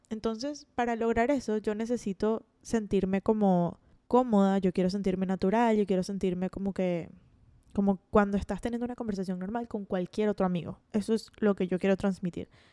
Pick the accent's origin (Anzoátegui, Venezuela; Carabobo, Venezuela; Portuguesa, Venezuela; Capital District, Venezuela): Capital District, Venezuela; Caracas; moved away as an adult; now in Florida, United States; nací en Caracas, Venezuela y viví allí hasta que tuve 20 años. Y luego emigré a Florida, que es donde vivo actualmente.